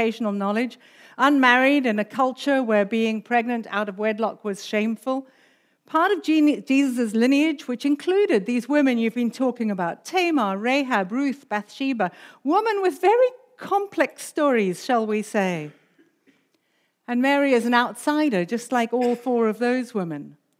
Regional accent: South Africa; accent: South African; also born or lived in United Kingdom; we came from the UK. But my accent's actually mainly South African, so there's a bit of a mixture there.

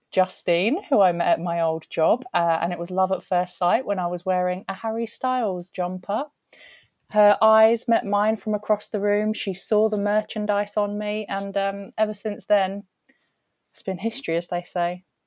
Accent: southern England, United Kingdom; we don't say any of this down south

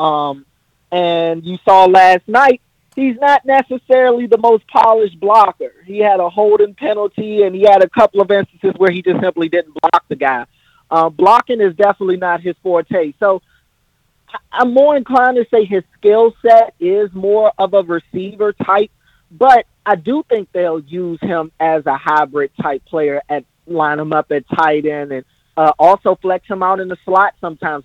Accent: United States; moved away as an adult; now in Baltimore, United States; I'm from the other side of the Beltway. I moved out to Baltimore to go to Morgan State

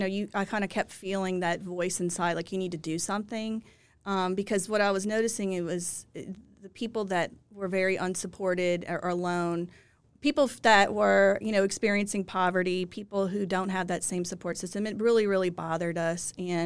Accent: Lafayette, Louisiana, United States; now in Baton Rouge, United States; Well, I grew up in Lafayette, but I've been in Baton Rouge since I finished law school in 2007.

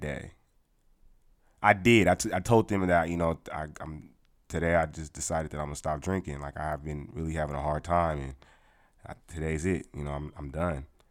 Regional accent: California, United States; moved away; I'm from California

